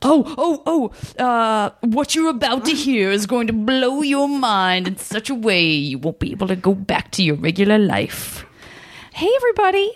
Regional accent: Arizona, United States; I'm from Arizona.

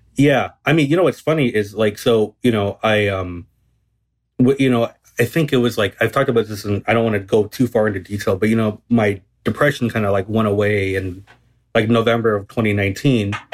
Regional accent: Garden Grove, California, United States; I grew up in, um, Garden Grove, which is in Southern California

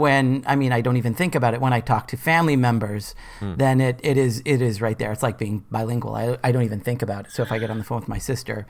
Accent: Boston, Massachusetts, United States; accent: Boston; Well, as Rachel mentioned, I grew up in Boston. I grew up in South Boston. And it's, you know, one of the most beautiful and ugliest accents you can imagine.

